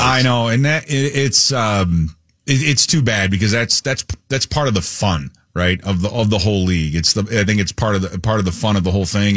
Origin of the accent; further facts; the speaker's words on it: Chicago, Illinois, United States; moved away as an adult; now in Minnesota, United States; I grew up in Chicago